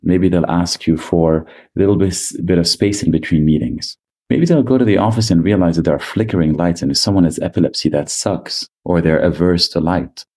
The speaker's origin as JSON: {"language": "English", "country": "Lebanon", "tie": "born or raised there", "said": "I grew up in Lebanon"}